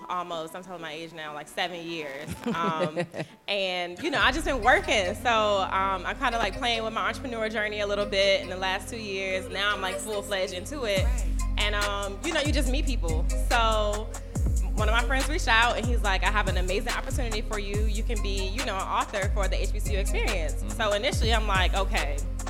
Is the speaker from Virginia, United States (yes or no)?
yes; Richmond, Virginia, United States; I'm from Richmond